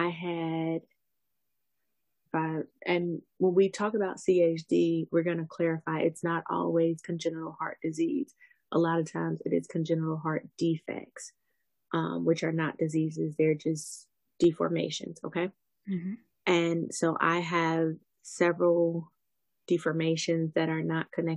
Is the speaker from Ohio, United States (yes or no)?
yes; Ohio, United States; I'm from Ohio